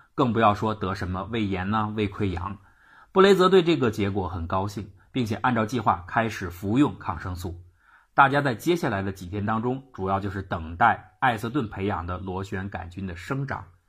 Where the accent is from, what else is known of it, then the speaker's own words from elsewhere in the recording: China; 胃灼热也就是我们中国人所说的烧心